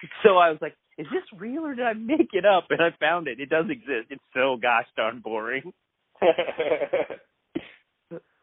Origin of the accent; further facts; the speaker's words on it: Texas, United States; also born or lived in Evanston, Illinois; we came to Texas when I was 5